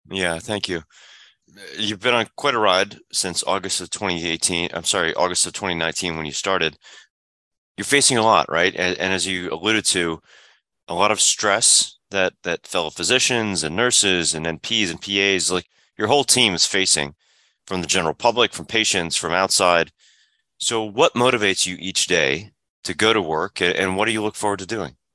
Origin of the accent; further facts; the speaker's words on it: Illinois, United States; moved away; the pediatrician and, and the family care practitioner and father and son practice that I had growing up in Illinois